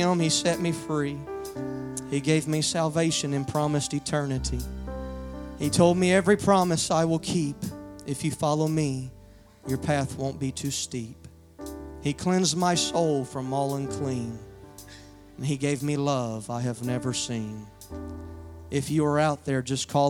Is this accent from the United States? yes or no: yes; Louisiana, United States; now in Odessa, United States; I'm originally from Louisiana, but I abide in Odessa now.